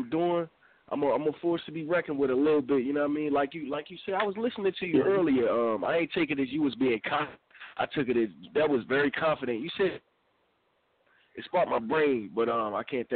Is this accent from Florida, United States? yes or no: no; Philadelphia, Pennsylvania, United States; I'm from Philadelphia myself